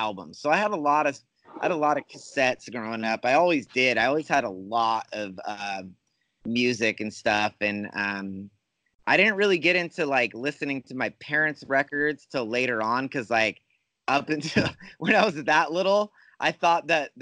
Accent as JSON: {"language": "English", "town": "Fresno", "region": "California", "country": "United States", "tie": "born or raised there", "said": "I'm born and raised in California."}